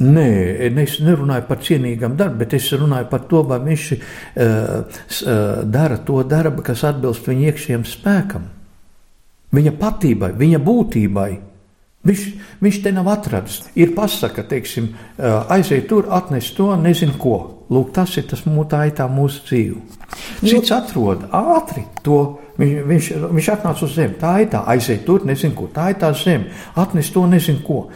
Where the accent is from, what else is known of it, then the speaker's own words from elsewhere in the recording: Latvia; es kā latvietis